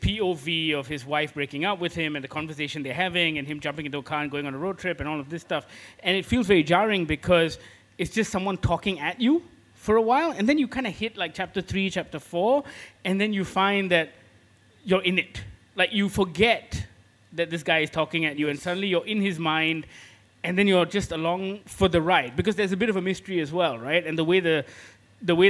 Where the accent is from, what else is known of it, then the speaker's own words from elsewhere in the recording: Malaysia; us as Malaysians